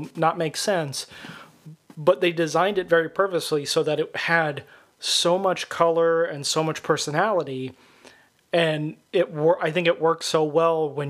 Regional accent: Sierra Vista, Arizona, United States; moved away; I was born in Arizona. We lived there for quite some time. I moved back to Arizona.

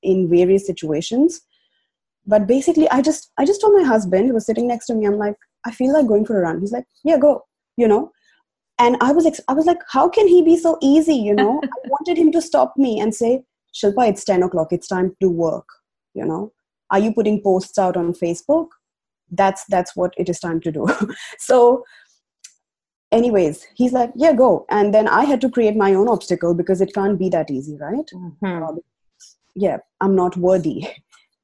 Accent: India; moved away as an adult; now in Australia; I migrated from India to Australia now 5 years ago

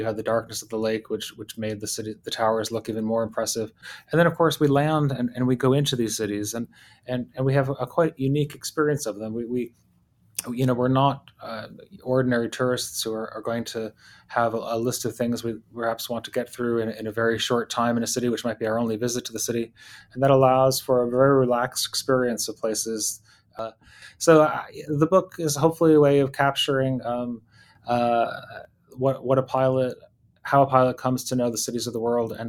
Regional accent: Pittsfield, United States; I like to cross country ski, which I did a lot in my childhood in my hometown of Pittsfield.

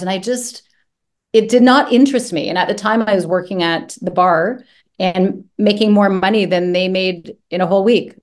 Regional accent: Brampton, Ontario, Canada; I grew up just outside of Toronto, Ontario, in a place called Brampton, Ontario

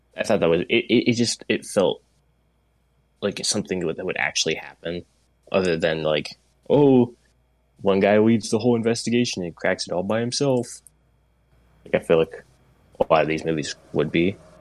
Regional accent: Portland, United States; I grew up in Portland

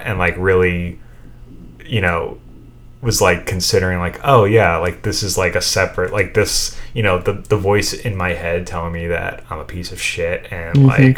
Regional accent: New York City, New York, United States; Little Neck, Queens

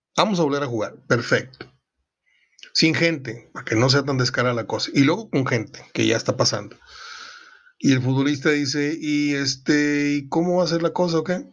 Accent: Mexico; El templo de San Judas estaba a 250 pasos de mi casa, donde yo nací, en 15 de mayo, entre América y Miguel Nieto. Fue mi templo durante los primeros 11, 12 años de mi vida.

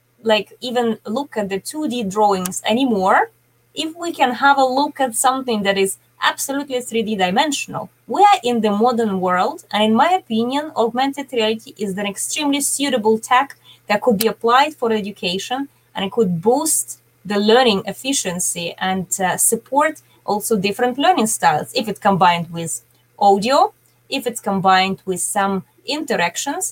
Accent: Dublin, Leinster, Ireland; I'm from Dublin, Ireland

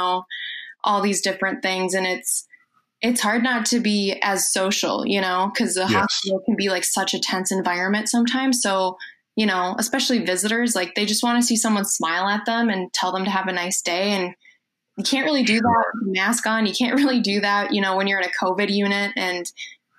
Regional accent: Foley, Minnesota, United States; I'm from Foley, Minnesota. It's a super small town, about 20 minutes outside of St. Cloud, so right in the middle of the state.

